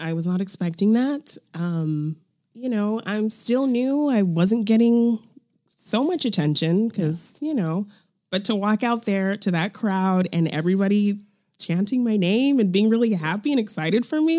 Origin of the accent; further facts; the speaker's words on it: Fresno, California, United States; Fresno, California.